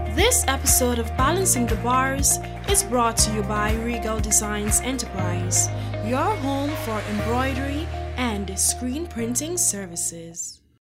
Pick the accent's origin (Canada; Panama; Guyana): Guyana; my home country, Guyana